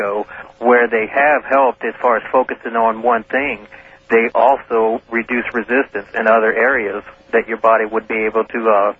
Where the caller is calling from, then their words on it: New Orleans, Louisiana, United States; Armeister … in New Orleans.